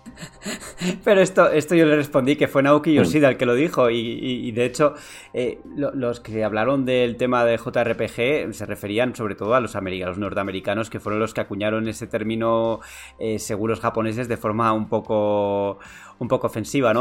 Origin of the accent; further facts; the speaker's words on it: San Sebastián, Basque Country, Spain; now in Madrid, Spain; yo soy de Donosti, aunque ahora vivo en Madrid.